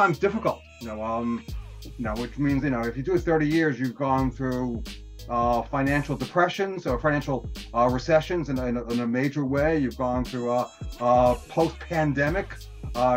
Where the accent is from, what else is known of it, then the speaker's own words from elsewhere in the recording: New York City, New York, United States; I was born and raised in the Bronx